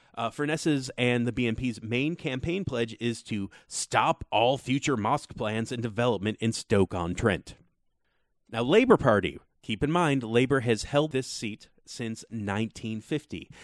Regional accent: United States; As an American

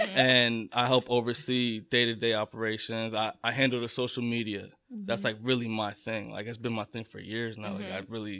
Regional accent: New Jersey, United States; I'm born and raised in Jersey. What's up? To immigrant parents.

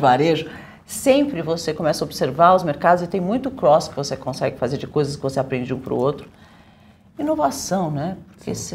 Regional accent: Brazil; eu sou brasileira

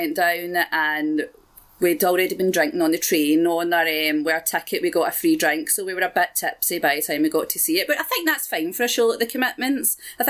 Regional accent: Glasgow, Scotland, United Kingdom; I'm from Glasgow

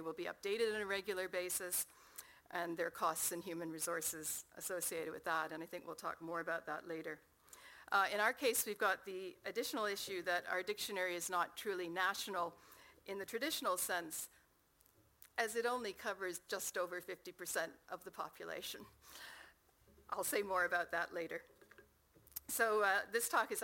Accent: Canada; accent: Canadian; As you can tell from my accent, that's where I come from.

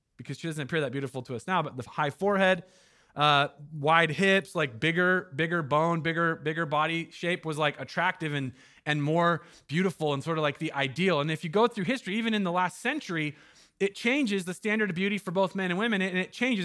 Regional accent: Jackson County, Southern Oregon, United States; now in Eugene, United States; I'm from Jackson County down in Southern Oregon

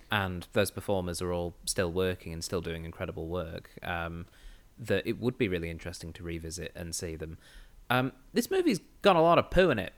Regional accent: England, United Kingdom; moved away; I grew up in England in the nineties.

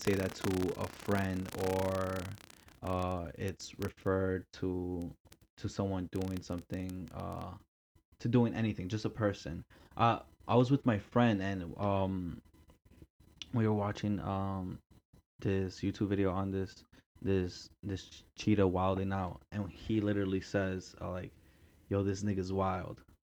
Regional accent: New York City, New York, United States; I grew up in Queens, you know, it's a normal thing over here

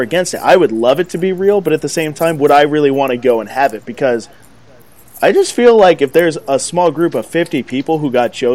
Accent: United States; I'm American

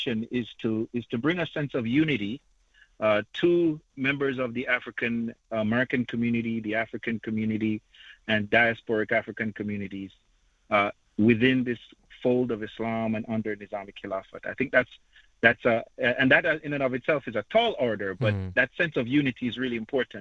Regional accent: Jamaica; moved away; I hail from Jamaica

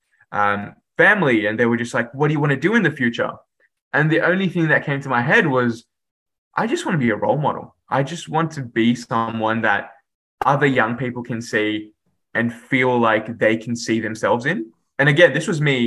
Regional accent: Sydney, New South Wales, Australia; English is a second language; also born or lived in Dhaka, Bangladesh; my schooling and upbringing was in Western Sydney

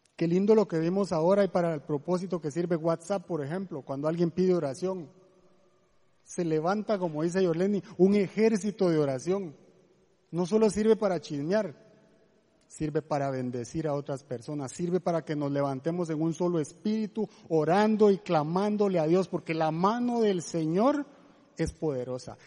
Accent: Guatemala; moved away as an adult; now in Costa Rica; somos de Guatemala, tenemos cinco años de estar en Costa Rica

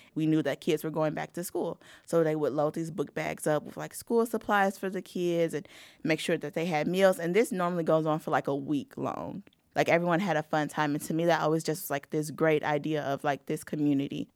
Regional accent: Gary, Indiana, United States; I was born and raised in Gary, Indiana

